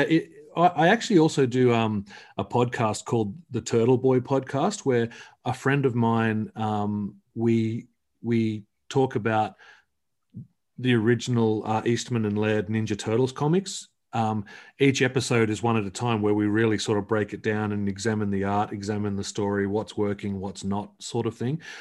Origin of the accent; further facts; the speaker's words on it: Australia; I'm from Australia